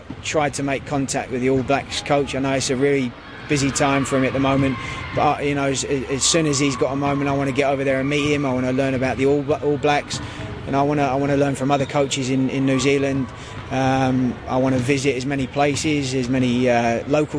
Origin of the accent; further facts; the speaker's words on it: United Kingdom; moved away as an adult; also born or lived in Bahrain; being British